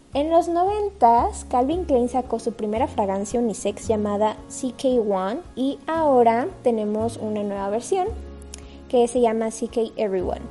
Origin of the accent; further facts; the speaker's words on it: Mexico; como mexicano